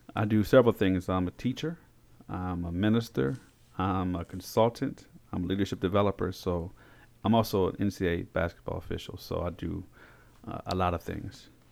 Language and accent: English; Frederick, Maryland, United States; also born or lived in Augusta, Georgia / Korea; I was born in Frederick, Maryland.